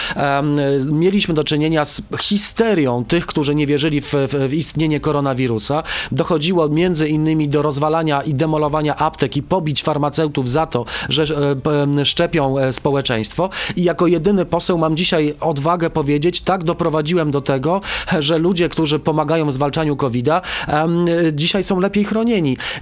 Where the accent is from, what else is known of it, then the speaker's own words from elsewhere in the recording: Stalowa Wola, Subcarpathian Voivodeship, Poland; ja urodziłem się w Stalowej Woli na Podkarpaciu